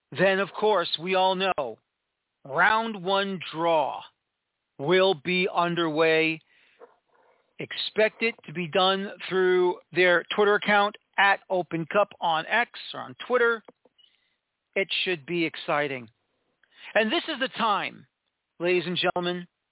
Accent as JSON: {"language": "English", "town": "New York City", "region": "New York", "country": "United States", "said": "I am from New York City"}